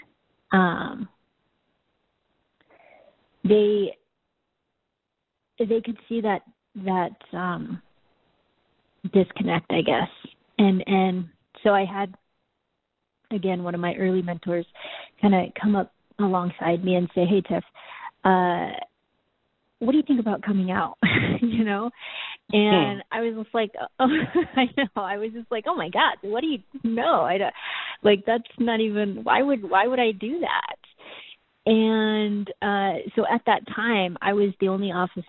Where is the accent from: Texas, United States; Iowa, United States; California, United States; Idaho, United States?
Idaho, United States; Boise; also born or lived in South Korea; I was raised in Boise, Idaho